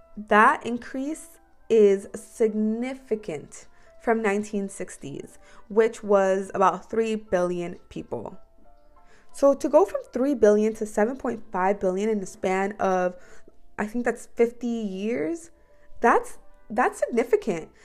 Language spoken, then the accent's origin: English; United States